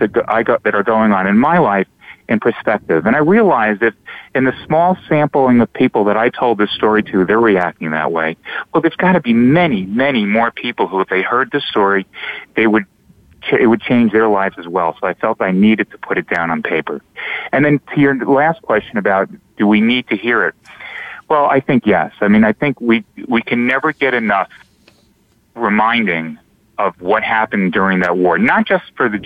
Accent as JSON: {"language": "English", "area": "South Shore of Long Island", "region": "New York", "country": "United States", "tie": "born or raised there", "said": "I grew up in the South Shore of Long Island in a town that happened to be populated by a lot of survivors."}